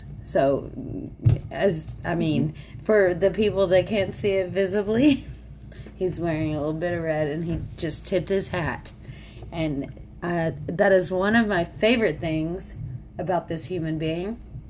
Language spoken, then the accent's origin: English; the South, United States; Hey, guess what? We're from the South.